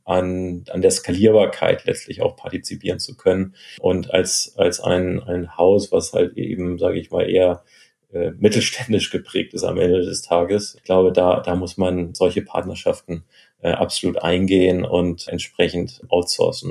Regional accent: Hamburg, Germany; moved away; also born or lived in Chicago; wieder in Hamburg, meiner Heimatstadt, zu arbeiten

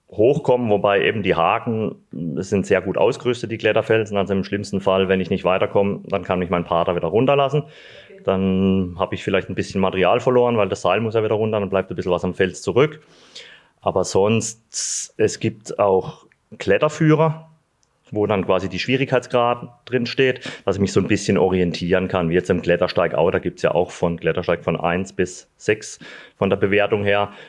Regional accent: Sulzburg, Baden-Württemberg, Germany; also born or lived in Freiburg; now in Eschbach, Germany; Gut, also zum ersten Sulzburg. Da bin ich aufgewachsen, geboren in Freiburg und das verbindet mich mit dem, mit dem Schwarzwald.

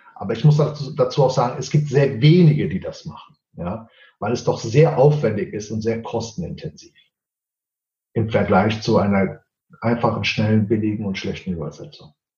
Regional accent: Portugal; Ich bin ja Portugiese

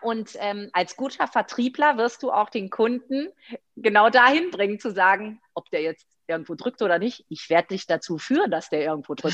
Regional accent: Rhineland, Germany; also born or lived in Greece; ich bin ja Rheinländerin

